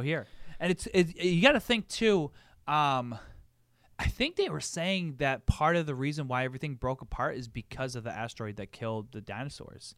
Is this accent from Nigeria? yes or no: no; United States; being an American